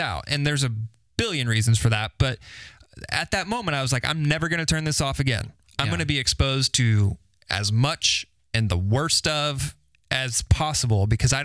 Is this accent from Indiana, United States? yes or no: yes; Carmel, Indiana, United States; I grew up in Carmel, went to Carmel High School